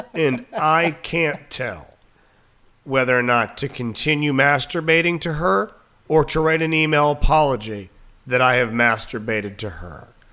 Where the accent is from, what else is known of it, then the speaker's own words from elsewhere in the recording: Waldorf, Maryland, United States; growing up in Waldorf